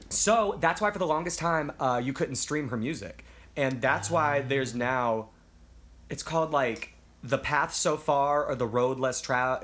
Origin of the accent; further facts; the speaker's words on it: Memphis, Tennessee, United States; moved away; I'm from Memphis